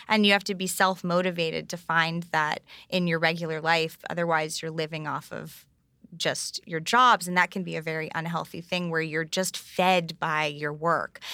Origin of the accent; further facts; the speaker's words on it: New York, United States; growing up on the Upper East Side of New York